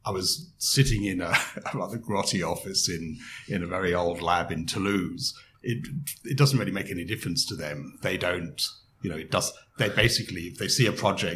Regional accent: England, United Kingdom; moved away as an adult; also born or lived in United States / Melbourne, Australia / France; now in Perth, Australia; as you can probably tell from my accent, I grew up in England

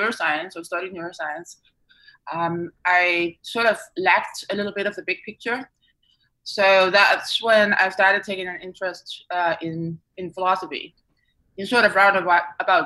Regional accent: Denmark; moved away; back in my home country, Denmark

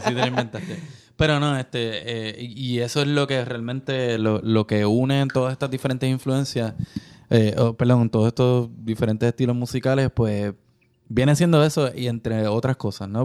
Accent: Puerto Rico; born or raised there

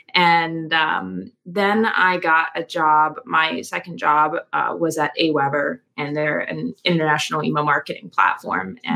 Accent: Philadelphia, Pennsylvania, United States; grew up in the Philadelphia, Pennsylvania suburbs.

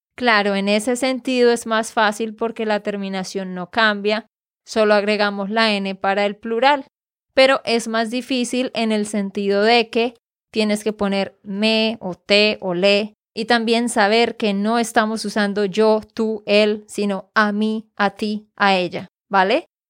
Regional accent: Santander, Colombia; de Santander, Colombia

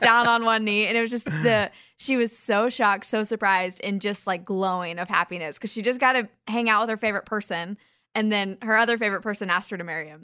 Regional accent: Kansas, United States; We're both from Kansas

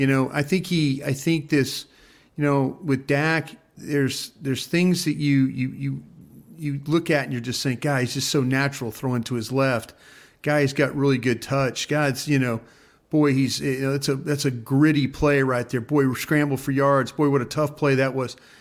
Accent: Dallas, Texas, United States; also born or lived in Philadelphia; I'm the guy from Dallas that worked for Philly

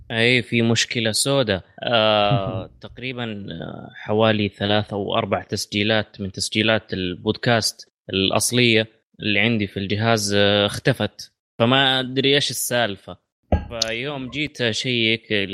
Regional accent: Saudi Arabia; عندنا في السعوديه

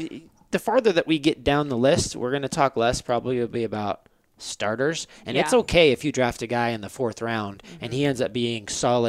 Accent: San Diego, California, United States; I'm from San Diego.

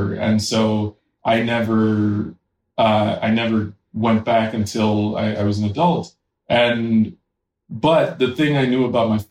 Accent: New York City, New York, United States; born there; I was born in New York City.

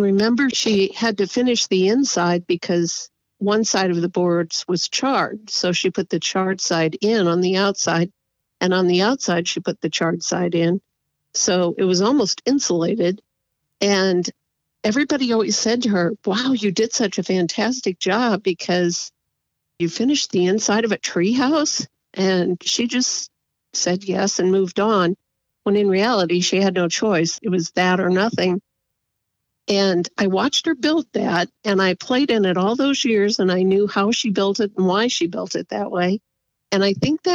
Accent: Fort Wayne, Indiana, United States; moved away as an adult; also born or lived in Pasadena, California; now in Gilroy, United States; I am a Hoosier. I was born in Indiana

